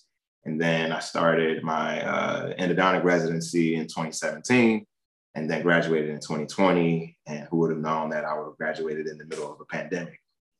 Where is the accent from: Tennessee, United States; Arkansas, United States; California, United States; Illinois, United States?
Illinois, United States; Chicago; moved away as an adult; also born or lived in Michigan; I'm originally from Chicago, South Side. And I went to college in Chicago, decided to stay home and be close to family throughout my undergrad years.